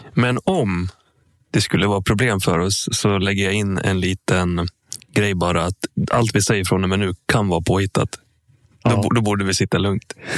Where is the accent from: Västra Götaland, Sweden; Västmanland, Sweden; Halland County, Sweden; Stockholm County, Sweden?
Västmanland, Sweden; Sala; Sala där jag kommer ifrån